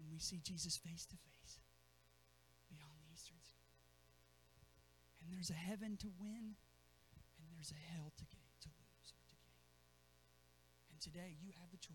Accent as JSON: {"language": "English", "town": "Zanesville", "region": "Ohio", "country": "United States", "tie": "born or raised there", "said": "growing up in Zanesville"}